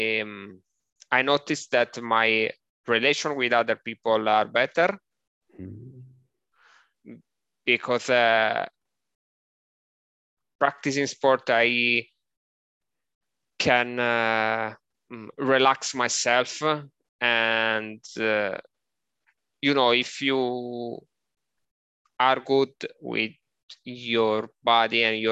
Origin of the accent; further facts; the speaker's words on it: Sardinia, Italy; English is a second language; now in Rome, Italy; my hometown is small